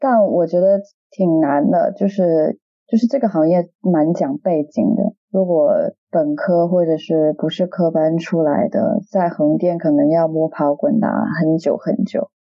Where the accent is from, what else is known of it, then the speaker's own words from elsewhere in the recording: Dongguan, Guangdong, China; accent: Cantonese; moved away as an adult; now in London, United Kingdom; 我很小的时候，我有去过工厂里面剪线头啦，我本身是东莞人嘛